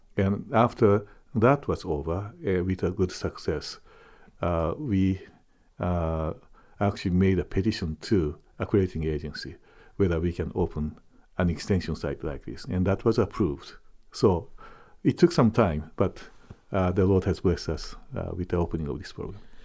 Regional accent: Japan; moved away as an adult; also born or lived in Trondheim, Norway; now in Fort Wayne, United States; I am a Japanese, I'm born and raised in Japan

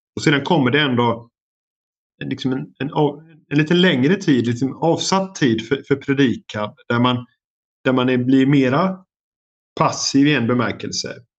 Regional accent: Sweden; now in United States; som svensk

